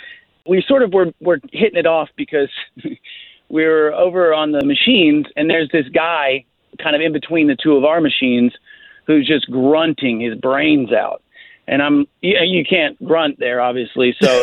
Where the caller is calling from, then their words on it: Winter Park, Florida, United States; Hey, guys, I'm calling from Winter Park.